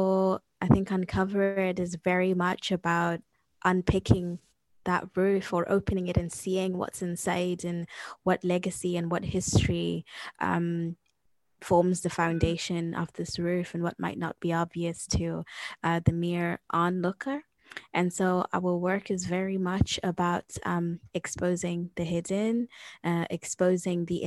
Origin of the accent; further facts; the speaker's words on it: Zimbabwe; I come from the Shana ethnic group from the region known as Zimbabwe